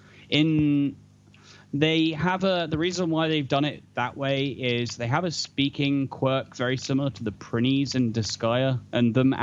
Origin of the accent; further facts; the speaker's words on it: United Kingdom; I'm British